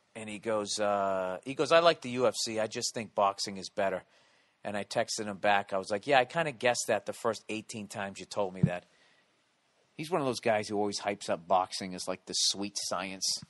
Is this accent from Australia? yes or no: no; United States; as an American in my country